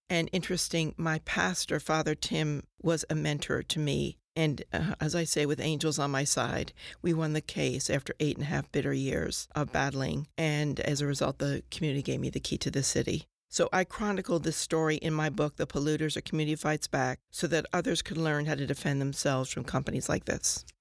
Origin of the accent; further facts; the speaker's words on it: New Jersey, United States; moved away; I grew up in New Jersey